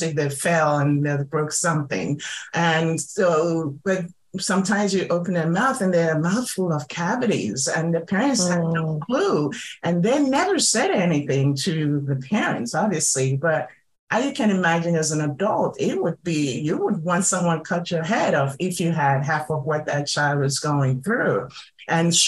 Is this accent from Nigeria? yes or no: yes; Nigeria; moved away; I'm originally from Nigeria